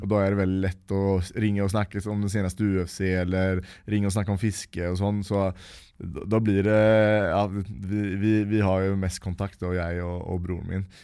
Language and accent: Norwegian; Uddevalla, Västra Götaland, Sweden; moved away; jeg ble født uh, i Uddevalla, da, eh, som er den svenske byen som jeg kommer fra